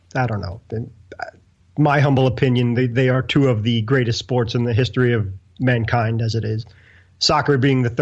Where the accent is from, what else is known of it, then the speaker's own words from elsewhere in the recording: New York City, New York, United States; I'm from Brooklyn